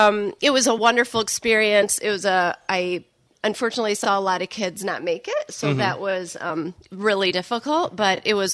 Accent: Portage, Michigan, United States; also born or lived in Douglas, Michigan; So born and raised in Portage.

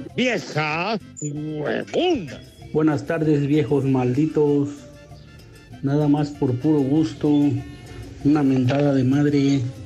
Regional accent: Coatzacoalcos, Veracruz, Mexico; soy de Coatzacoalco, Veracruz

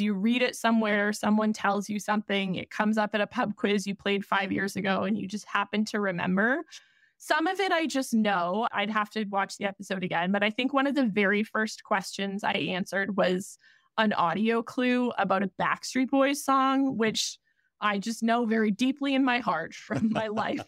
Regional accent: Canada; Being Canadian

